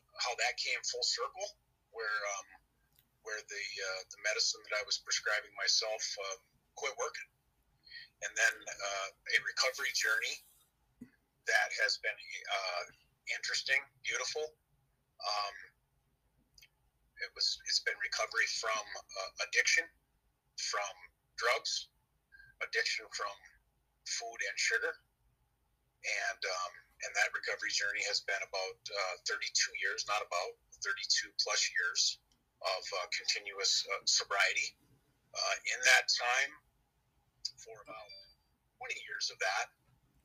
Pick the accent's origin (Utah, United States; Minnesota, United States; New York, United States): Minnesota, United States; Western; I'm from Western Minnesota, and I'm 55 years old.